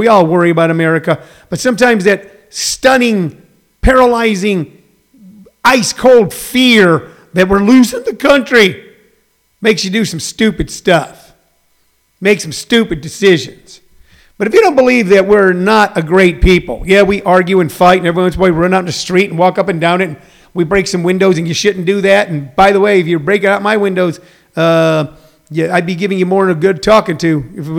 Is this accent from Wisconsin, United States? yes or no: no; Missouri, United States; I'm a Midwestern guy, you know, I'm part Irish, so did Joe Biden, John Kasich is from Ohio, I'm from Missouri.